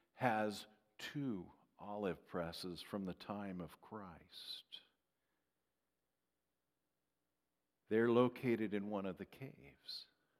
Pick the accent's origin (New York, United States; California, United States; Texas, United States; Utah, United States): California, United States; Strathmore; now in Minnesota, United States; I'm from Strathmore.